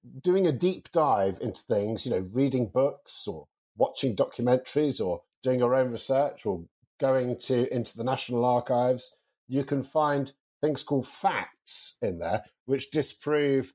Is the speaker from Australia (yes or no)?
no; United Kingdom; I am white British and male